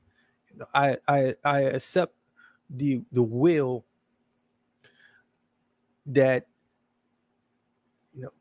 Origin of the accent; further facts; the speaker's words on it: Milwaukee, Wisconsin, United States; Returning back to Milwaukee, Wisconsin, my hometown, from overseas